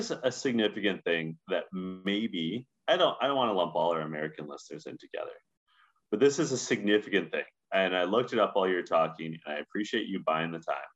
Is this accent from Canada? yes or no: yes; Canada; maybe we're Canadian and like too biased and like well too aware of the, of the comings and goings of the NHL